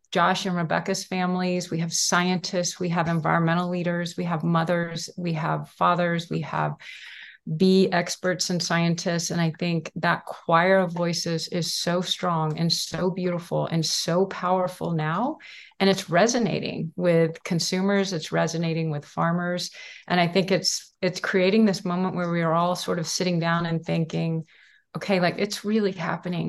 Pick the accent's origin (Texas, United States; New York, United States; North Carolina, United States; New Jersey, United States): Texas, United States; Houston; I grew up in Houston, Texas